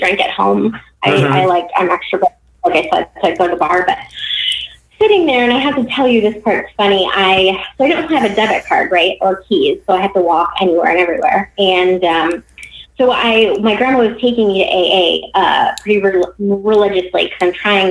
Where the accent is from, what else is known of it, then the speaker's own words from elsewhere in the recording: Cleveland, Ohio, United States; moved away as an adult; also born or lived in San Diego / Florida / Virginia; I left Virginia and moved back to my hometown of Cleveland